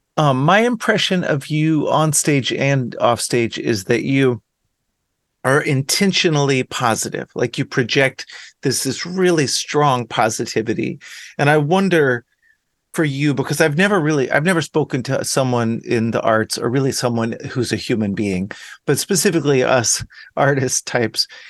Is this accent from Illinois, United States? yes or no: no; Dallas, Texas, United States; I grew up in Dallas